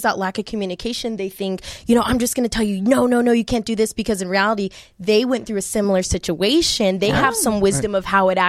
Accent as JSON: {"language": "English", "town": "Bakersfield", "region": "California", "country": "United States", "moved": "as an adult", "lives_now": "Los Angeles, United States", "said": "I'm from Bakersfield, small town."}